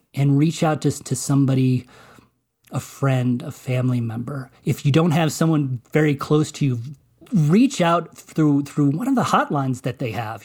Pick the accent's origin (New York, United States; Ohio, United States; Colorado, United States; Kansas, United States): Colorado, United States; also born or lived in Alamosa, Colorado; I grew up in Colorado, right? I live in Colorado, uh, have lived here all this, all these many, many years